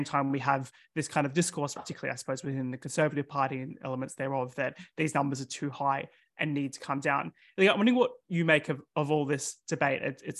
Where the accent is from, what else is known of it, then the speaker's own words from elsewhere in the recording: Australia; now in United Kingdom; In my home country, in Australia